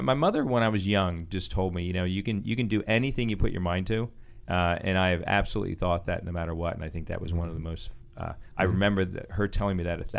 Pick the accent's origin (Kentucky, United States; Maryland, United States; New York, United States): Maryland, United States; Baltimore; I'm from the, I was an Army brat, but we ended up settling in Baltimore.